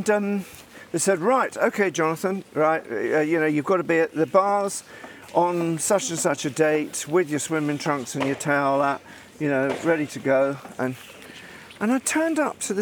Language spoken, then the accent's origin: English; England, United Kingdom; me being English